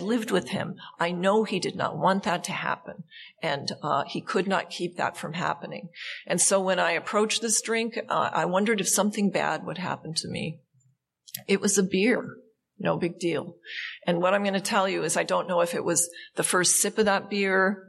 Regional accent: Montana, United States; now in California, United States; I grew up in Montana

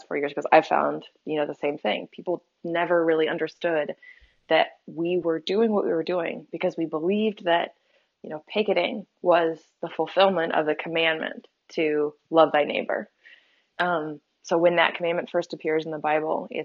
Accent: Topeka, Kansas, United States; I grew up in the Westboro Baptist Church, in Topeka, Kansas

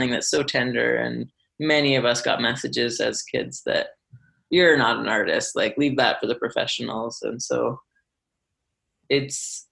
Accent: Alberta, Canada; also born or lived in Vancouver; now in Calgary, Canada; I'm from Alberta originally

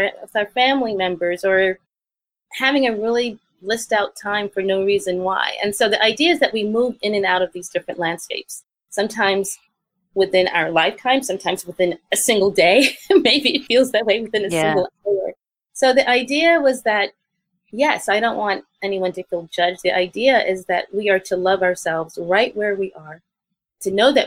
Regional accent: New York City, New York, United States; I grew up in the South Bronx

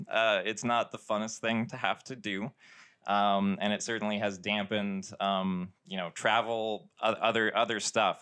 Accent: Sedona, Arizona, United States; also born or lived in Tucson, Arizona / Sierra Vista, Arizona; I was born and raised in Sedona, Arizona

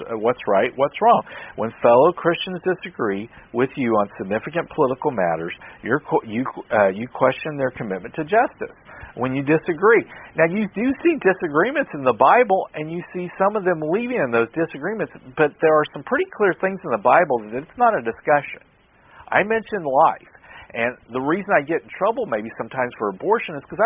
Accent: United States; I'm an American

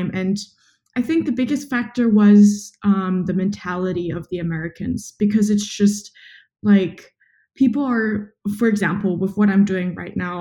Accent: Southern Germany, Germany; moved away as an adult; now in Berlin, Germany; from Germany, very close to where you're from, actually, which is so funny, in the south of Germany.

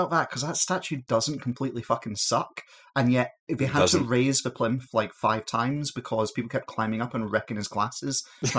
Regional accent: Glasgow, Scotland, United Kingdom; in Scotland, in, like, you know, the greater Glasgow region that I'm

